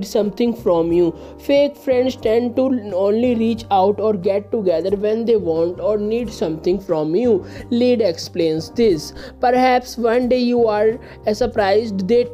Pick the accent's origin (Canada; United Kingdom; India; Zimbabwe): India; I am from India.